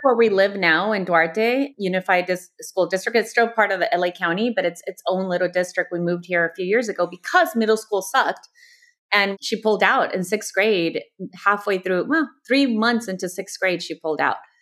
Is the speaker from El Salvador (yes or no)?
yes; El Salvador; also born or lived in Houston, Texas, United States / Mexico; now in Los Angeles, United States; I was born in Houston, two padres from El Salvador, my mom and my dad. My dad still lives in Houston. My mom moved back to El Salvador when I was six, so I grew up a proud salvadoreña